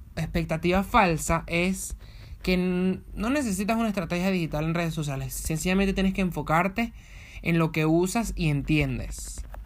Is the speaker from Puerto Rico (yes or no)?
no; Venezuela; moved away; yo vengo de Venezuela.